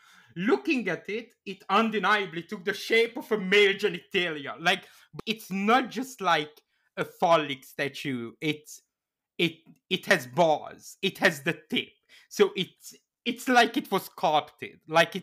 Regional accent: Canada; As a Canadian, I assure you, Dildo is a real town.

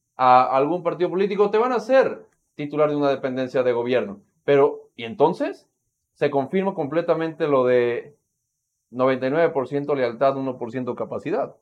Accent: Mexico; como mexicanos

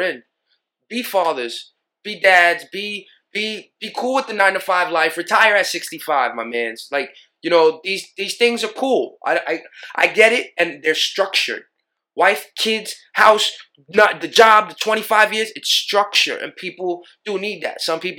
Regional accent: New York City, New York, United States; I'm from Killer Queens

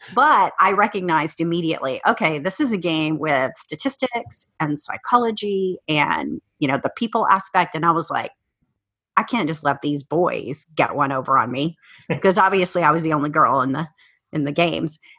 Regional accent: South Texas, United States; moved away as an adult; also born or lived in Cheyenne, Wyoming; I spent most of my childhood in South Texas

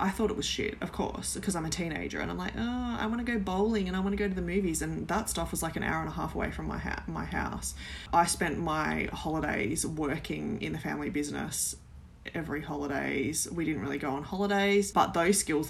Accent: Mallacoota, Victoria, Australia; also born or lived in Melbourne, Yarra Valley; I grew up in a small coastal town called Mallacoota. We moved from Melbourne in the Yarra Valley

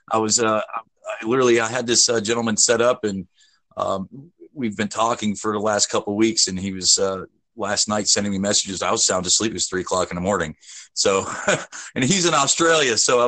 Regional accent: United States; where the Americans are, because I'm an American, we're being basically told no on a lot of things right now.

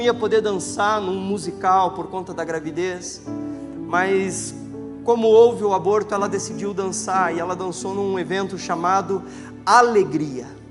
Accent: Campo Largo, Paraná, Brazil; Sou de Campo Largo, aquela mega cidade

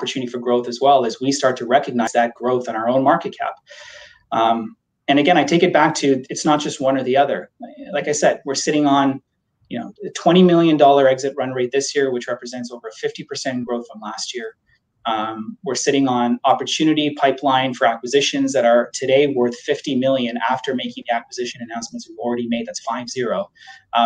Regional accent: Canada; we're Canadian too. We understand that healthcare here is a universal healthcare right.

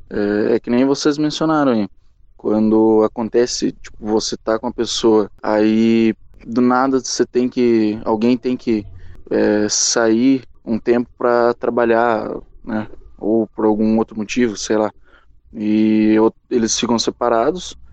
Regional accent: interior of São Paulo, Brazil; sou do interior de São Paulo

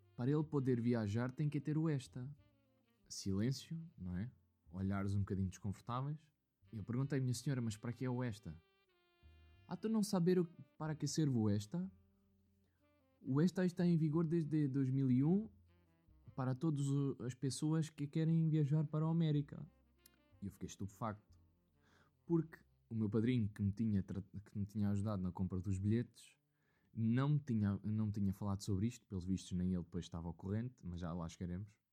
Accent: Leiria, Centro, Portugal; que era de Leiria

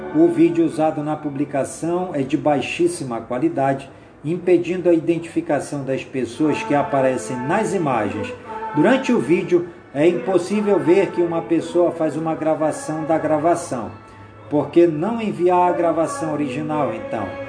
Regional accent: Careiro da Várzea, Amazonas, Brazil; as comunidades do Careiro da Várzea, minha cidade natal querida

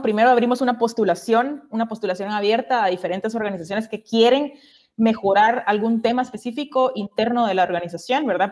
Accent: Guatemala; moved away as an adult; now in Brazil; yo soy guatemalteca

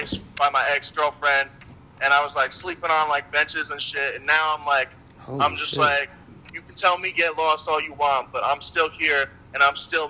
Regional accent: New Jersey, United States; also born or lived in Albany area, New York; now in New York, United States; I was originally from Jersey. And then I moved up to New York, and I found my place up in the 518

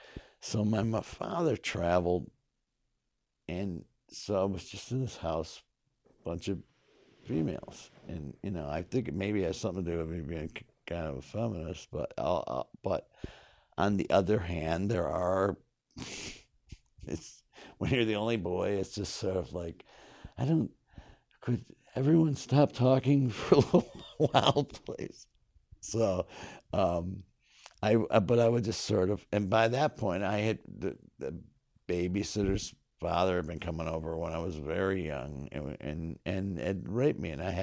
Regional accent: North Syracuse, New York, United States; also born or lived in Kingston, New York; I was born in Kingston, New York. My parents lived in Saugerties at the time. But when I was very young, we moved to Skinny Atlas, New York.

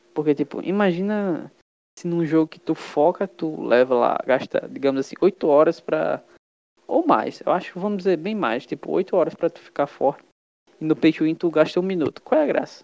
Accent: Brazil; also born or lived in Pernambuco; a gente é brasileiro

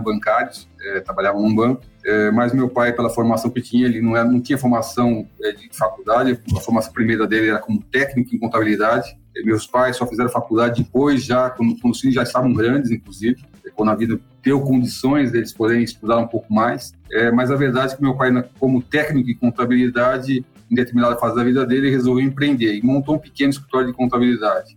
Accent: São Paulo, Brazil; eu nasci na periferia de São Paulo. Na verdade, eu nasci no Hospital Municipal da Lapa, mas a minha família, meus pais nesse momento moravam em Pirituba

